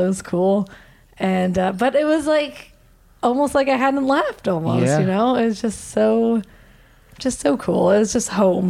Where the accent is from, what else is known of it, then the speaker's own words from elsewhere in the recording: Canada; I'm a Canadian.